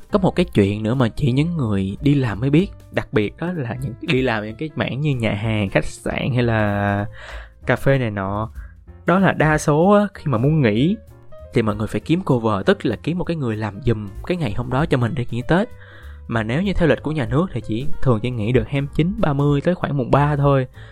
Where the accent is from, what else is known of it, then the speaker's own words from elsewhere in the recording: Binh Duong, Vietnam; moved away as an adult; now in Ho Chi Minh City, Vietnam; ở quê mình ở mình ở bình dương